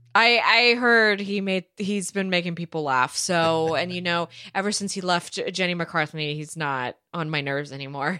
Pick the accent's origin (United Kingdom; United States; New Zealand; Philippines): United States; California; I am from California